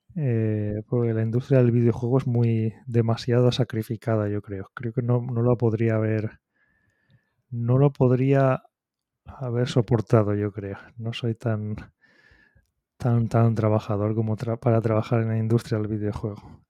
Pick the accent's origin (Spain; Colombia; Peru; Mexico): Spain; moved away as an adult; now in Japan; soy, el, español, un español que lleva aquí, llevo casi 20 años en Japón